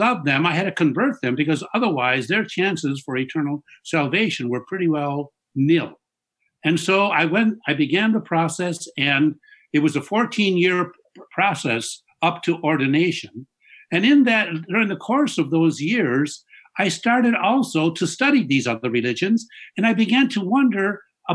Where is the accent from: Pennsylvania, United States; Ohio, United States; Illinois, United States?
Illinois, United States; Chicago; I was brought up in Chicago, in a traditional middle-class Roman Catholic family